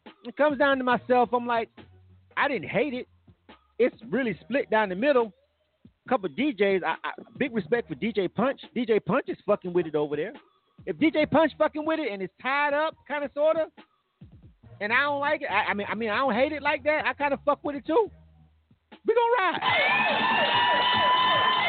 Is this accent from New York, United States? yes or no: no; Florida, United States; now in Atlanta, United States; I'm from Florida, but I've been here for 20 years